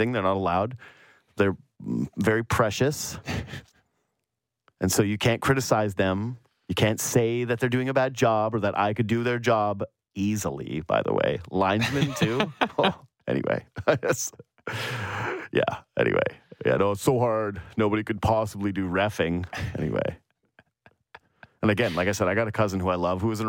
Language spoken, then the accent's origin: English; Canada; as a Canadian